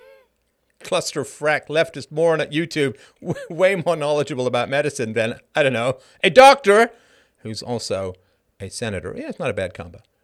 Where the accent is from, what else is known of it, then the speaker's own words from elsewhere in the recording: United Kingdom; now in Canada; As a British person